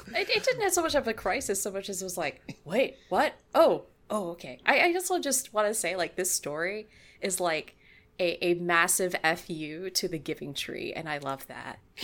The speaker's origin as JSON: {"language": "English", "region": "California", "country": "United States", "said": "I'm from California"}